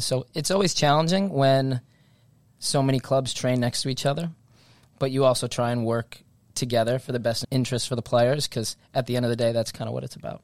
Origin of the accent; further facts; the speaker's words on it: Stonington, Connecticut, United States; I'm from an area that we, we play soccer in Stonington in that southeast corner of Connecticut.